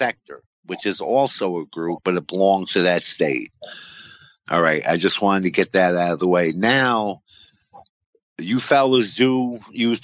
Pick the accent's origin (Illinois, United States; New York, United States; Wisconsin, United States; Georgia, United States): New York, United States; Coxsackie; in Coosawhi, New York, my hometown.